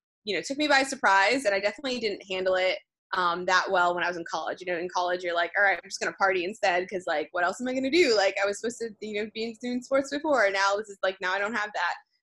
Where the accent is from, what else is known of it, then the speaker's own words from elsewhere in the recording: New Jersey, United States; moved away as an adult; also born or lived in Rhode Island; now in New York City, United States; I grew up in New Jersey